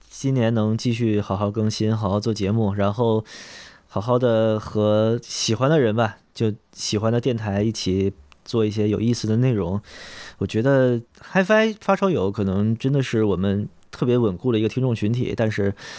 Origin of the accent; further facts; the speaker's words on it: Beijing, China; 我是一线城市，真正内城长大的